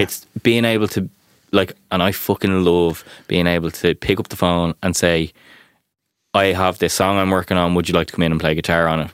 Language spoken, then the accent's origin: English; Ireland; as Irish people